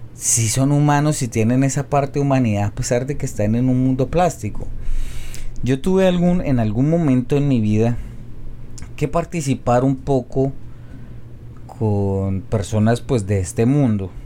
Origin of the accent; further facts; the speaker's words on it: Colombia; soy un colombiano promedio